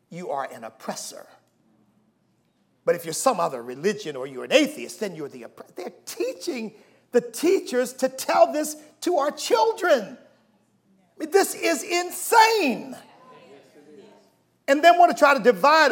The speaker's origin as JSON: {"language": "English", "country": "United States", "said": "I am an American."}